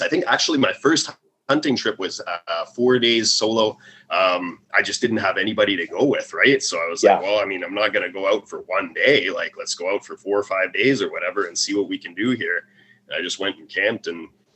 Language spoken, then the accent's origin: English; Vancouver Island, British Columbia, Canada; I grew up on Vancouver Island